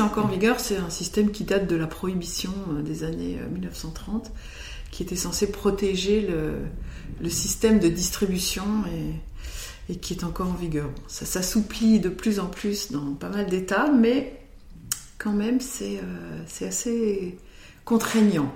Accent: Côte Chalonnaise, Burgundy, Bourgogne-Franche-Comté, France; moved away; also born or lived in United States; de ma région d'origine, en Côte-Chalonnaise en Bourgogne

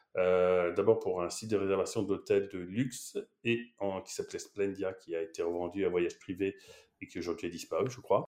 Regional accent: Paris, Île-de-France, France; moved away as an adult; also born or lived in Shanghai, China; now in Barcelona, Spain; je, viens de Paris

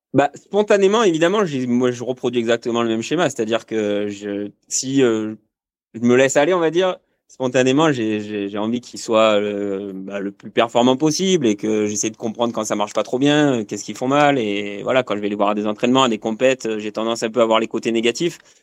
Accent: Marseille, Provence-Alpes-Côte d'Azur, France; moved away as an adult; also born or lived in Aubagne / Cadolive / Bordeaux; now in Gap, France; moi je suis originaire de, de Marseille

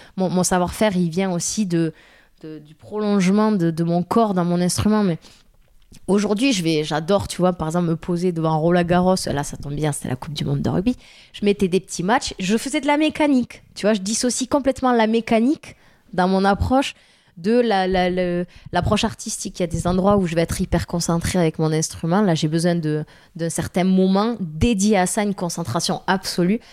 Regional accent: Tarn, Occitania, France; accent: strong Tarn accent; southern accent; moved away; also born or lived in Toulouse / Paris; moi, je suis du Tarn, j'ai un accent très fort du Tarn

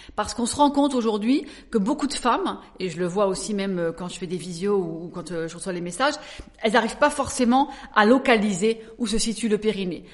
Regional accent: Alsace, Grand Est, France; moved away as an adult; also born or lived in Paris; je suis née quand même en Alsace donc je suis une alsacienne et à l'âge de 19 ans, 20 ans, je suis montée donc sur Paris

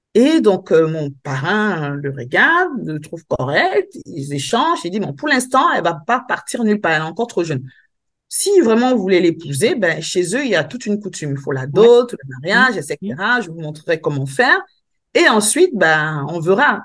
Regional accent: Cameroon; now in Avignon, France; je suis euh, agricultrice dans mon pays d'origine, qui est Cameroun

